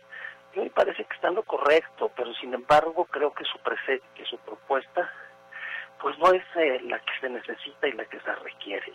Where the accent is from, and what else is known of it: Mexico